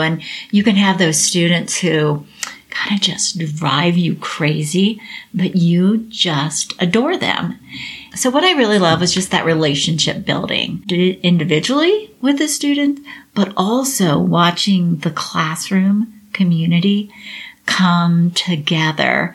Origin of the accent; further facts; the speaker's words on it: Cincinnati, Ohio, United States; also born or lived in Dallas, Texas; I'm actually from Cincinnati. And I went back to Cincinnati